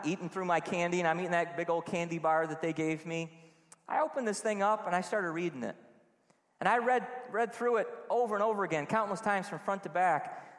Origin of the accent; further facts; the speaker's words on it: Trenton, New Jersey, United States; I was on Grange Road in Trenton, just going to all these houses and trick-or-treating. I grew up in Trenton.